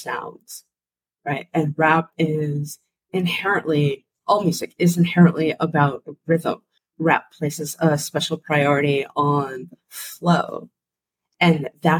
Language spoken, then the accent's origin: English; Boston, Massachusetts, United States; I grew up in Dorchester